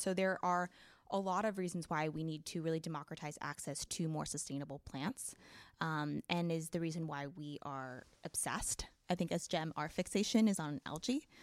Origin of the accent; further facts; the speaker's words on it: Oregon, United States; I grew up in Oregon, actually, on a farm.